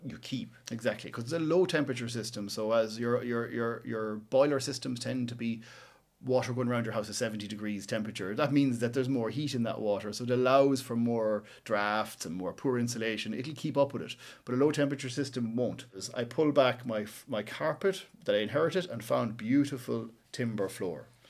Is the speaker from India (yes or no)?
no; West Cavan, Ulster, Ireland; moved away as an adult; now in Cork, Ireland; I'm from West Cavan, uh, up in the hills up there